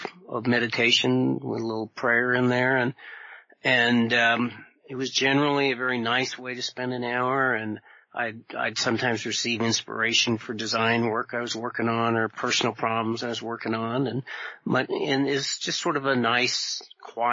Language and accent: English; Vermont, United States; I grew up in Vermont